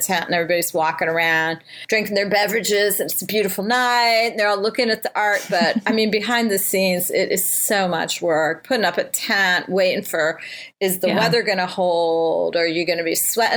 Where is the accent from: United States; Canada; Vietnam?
United States; Cincinnati, Ohio; also born or lived in Northern California; now in St. Louis, United States; my hometown of Cincinnati